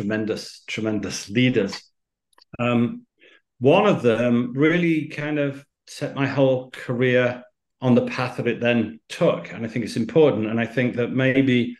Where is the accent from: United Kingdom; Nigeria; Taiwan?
United Kingdom; accent: British; moved away as an adult; also born or lived in Miami; My father was Spanish, my mother's Greek, but by the accent, so we're British.